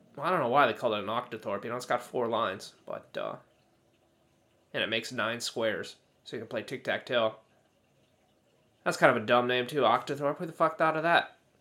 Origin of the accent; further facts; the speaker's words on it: United States; I don't speak British English, you know. I'm from America